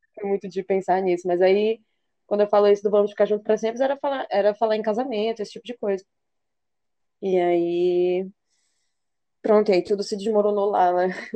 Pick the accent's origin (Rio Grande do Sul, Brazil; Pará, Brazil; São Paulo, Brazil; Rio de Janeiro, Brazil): Pará, Brazil; Belém; moved away as an adult; also born or lived in Porto; now in Maranhão, Brazil; eu também, belenense